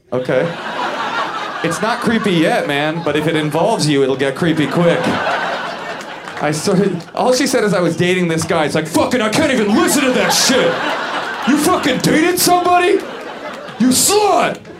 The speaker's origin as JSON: {"language": "English", "town": "San Francisco", "region": "California", "country": "United States", "tie": "born or raised there", "said": "I grew up in the San Francisco area"}